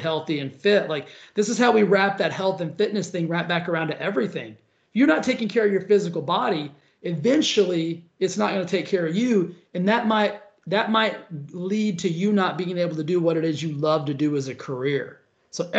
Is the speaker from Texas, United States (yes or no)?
yes; Cisco, Texas, United States; moved away as an adult; also born or lived in Stephenville, Texas / Dallas, Texas / Los Angeles, California; now in Palm Springs, United States; I came from a tiny little town called Cisco